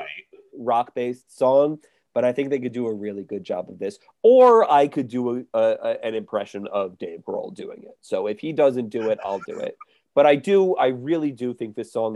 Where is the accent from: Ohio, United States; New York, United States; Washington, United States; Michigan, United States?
New York, United States; I grew up watching TV in New York